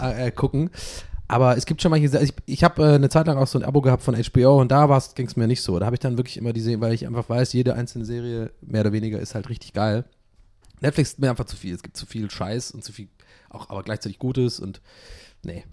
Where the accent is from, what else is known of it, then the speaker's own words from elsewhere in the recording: Ireland; moved away; Ich bin ja in Irland aufgewachsen